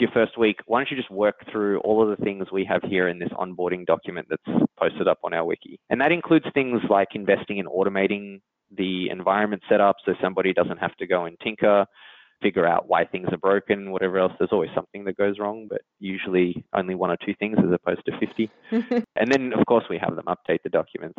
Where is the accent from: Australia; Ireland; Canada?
Australia; accent: Australian; moved away as an adult; now in San Francisco, United States; So I'm Australian, if you can't uh, tell from my accent, but I've been out in San Francisco in the Bay Area for about nine years now